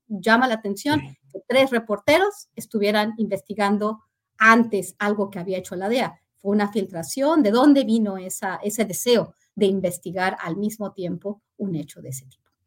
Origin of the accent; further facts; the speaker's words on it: Mexico; nosotros como país